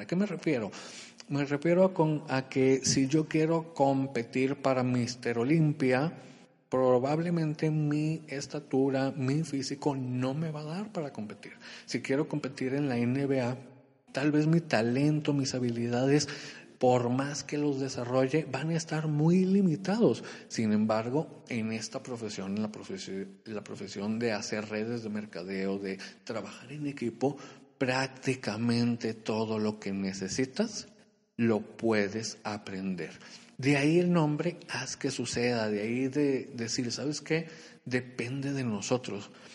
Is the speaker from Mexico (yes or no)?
yes; Culiacán, Sinaloa, Mexico; moved away as an adult; also born or lived in Monterrey, Nuevo León; Yo soy de Culiacán, Sinaloa